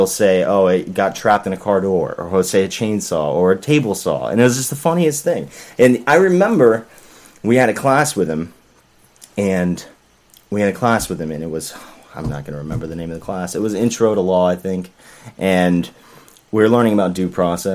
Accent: Florida, United States; also born or lived in Tulsa, Oklahoma; I grew up in Florida primarily

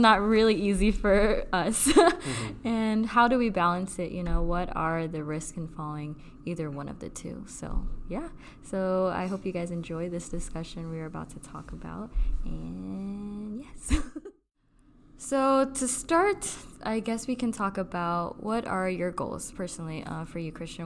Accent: Philippines; we are both Filipino

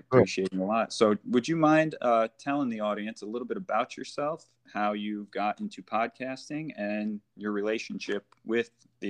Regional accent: New York, United States; We're both from New York

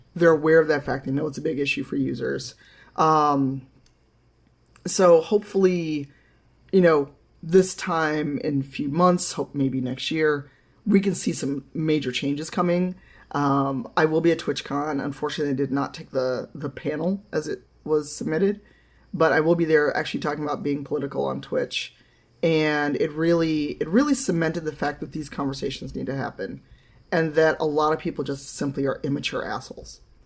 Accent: Chicago, Illinois, United States; I grew up in Chicago

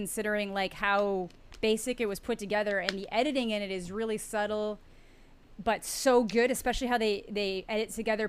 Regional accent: Canada; being Canadian, it came up a lot because, you know, Newfoundland, big prominent mention.

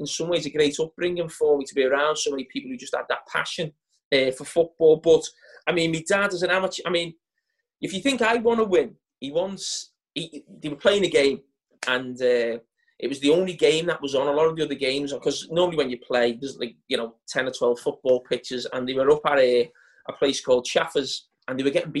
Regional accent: Bootle, North West England, United Kingdom; we're from Bootle

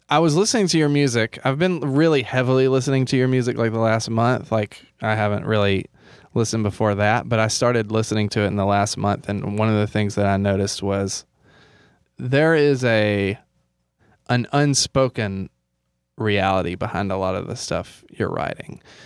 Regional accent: Alabama, United States; moved away; also born or lived in Louisville, Kentucky; my hometown in Alabama.

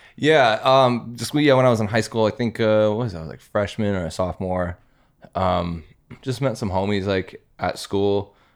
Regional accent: Urbandale, Iowa, United States; I'm from Urbandale

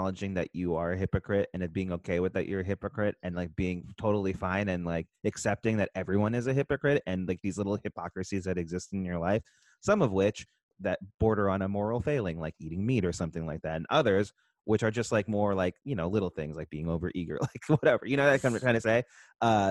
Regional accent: New Jersey, United States; we grew up in Jersey

